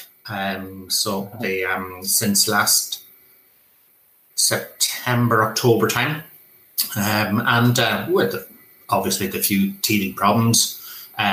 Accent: Ranafast, near Crolly, County Donegal, Ireland; I'm from Runafarshire, just over the road. I have been involved in the Irish language all of my life

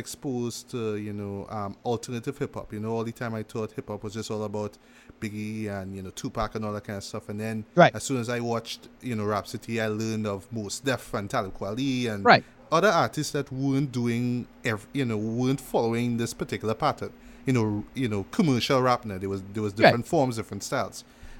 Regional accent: West Coast, United States; I'm from West Coast, but I don't have to sound like that. I'm going to try something a little different, but I'm still going to stay true to those West Coast roots.

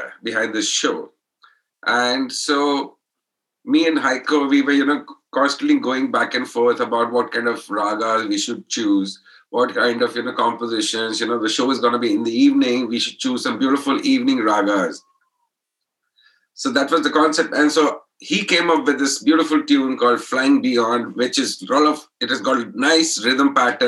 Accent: Allahabad, Uttar Pradesh, India; we come from Allahabad.

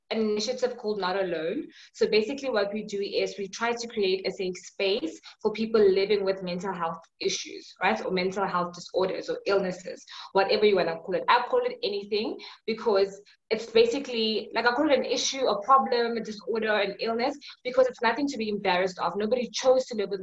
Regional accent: Johannesburg, Gauteng, South Africa; I'm from South Africa, Johannesburg

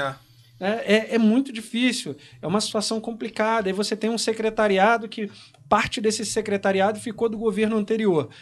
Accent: Correas, Rio de Janeiro, Brazil; also born or lived in Nogueira; no bairro onde eu nasci, no Nogueira, é onde eu fiz mais votos ali foi em Correios, porque eu cresci ali

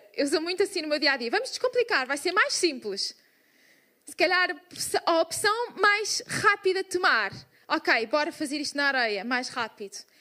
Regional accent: Portugal; Somos portugueses

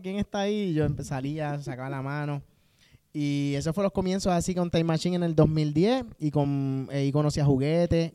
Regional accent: Bayamón, Puerto Rico; yo pues soy de Bayamón

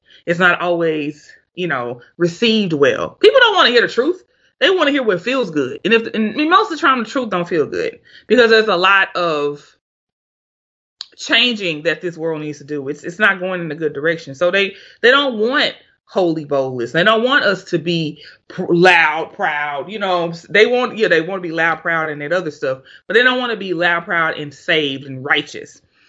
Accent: Florida, United States; I'm from, you know, I'm from Florida. I'm a Cowboys fan.

